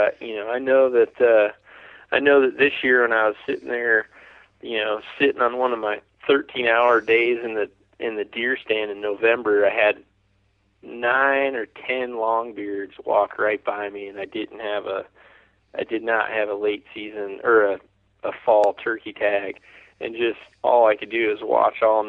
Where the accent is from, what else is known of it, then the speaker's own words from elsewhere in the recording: Mississippi, United States; I'm from Mississippi, which I think is part of your birthright. I think if you don't shoot a turkey before you're 10 in the state of Mississippi